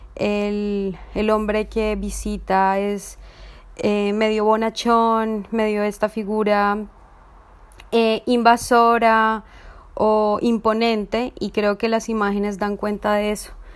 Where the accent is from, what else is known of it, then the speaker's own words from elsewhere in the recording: Colombia; soy artista visual y realizadora colombiana